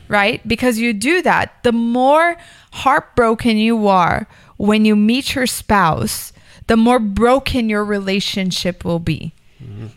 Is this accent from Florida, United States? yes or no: yes; Miami, Florida, United States; I grew up in Miami